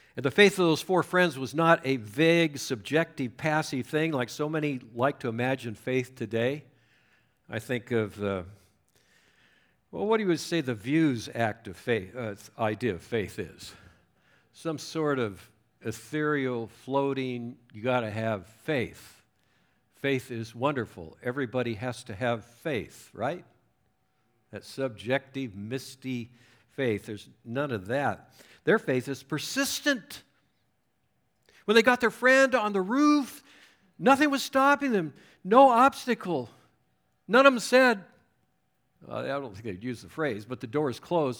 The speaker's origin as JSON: {"language": "English", "region": "Southern California", "country": "United States", "tie": "born or raised there", "also_born_or_lived": "Chicago", "moved": "as an adult", "said": "I was raised in Southern California"}